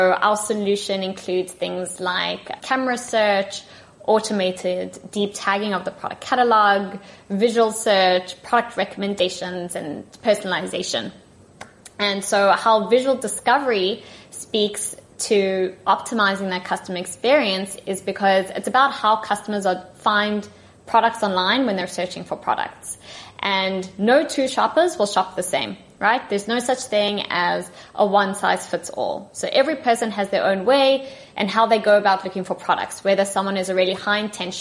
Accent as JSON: {"language": "English", "country": "South Africa", "accent": "South African", "moved": "yes", "lives_now": "Tel Aviv, Israel", "said": "my accent is from South Africa because I'm originally from there. But our main office is in Tel Aviv, so that's where I'm currently based."}